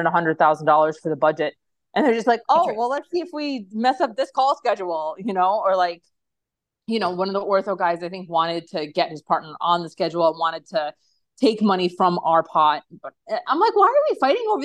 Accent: New Jersey, United States; I'm from New Jersey

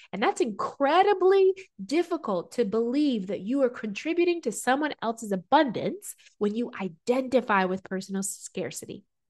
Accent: Southern culture, United States; Growing up in America, American culture, Southern culture

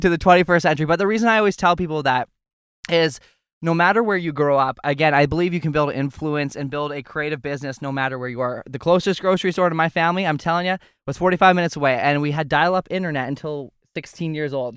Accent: Alberta, Canada; I grew up on a ranch in Alberta, Canada

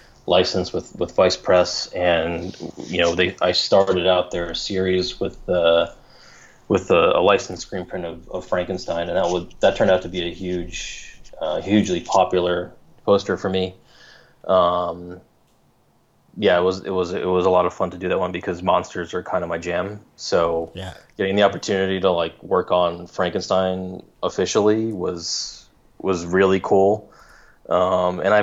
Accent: New York, United States; now in Los Angeles, United States; I grew up in New York

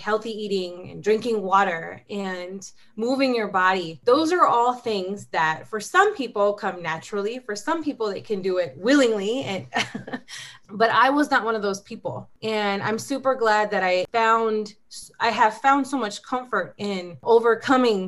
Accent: Southern California, United States; moved away as an adult; now in Arizona, United States; I'm new to Arizona, so I'm a California girl. I was born and raised in Southern California, moved to Arizona about 3 years ago

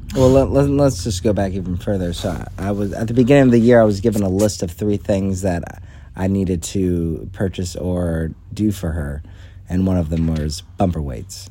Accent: United States; I'm an American

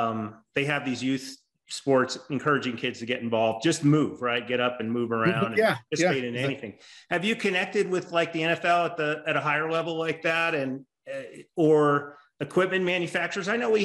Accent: Las Vegas, Nevada, United States; I grew up in Las Vegas as a kid

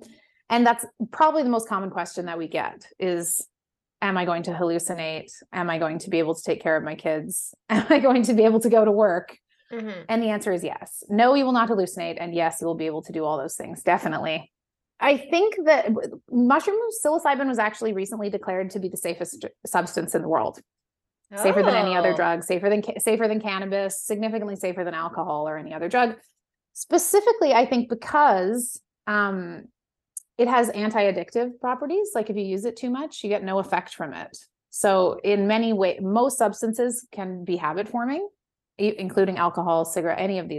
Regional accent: West Coast, United States; I mean, I'm from the West Coast and a very like lenient drug culture out there.

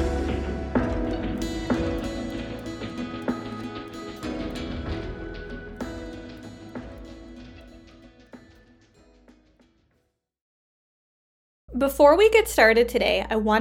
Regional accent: Canada; I am a Canadian social worker

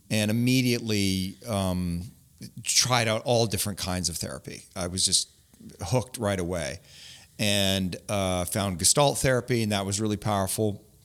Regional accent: Grimsby, Ontario, Canada; also born or lived in St. Catharines; I grew up in Grimsby

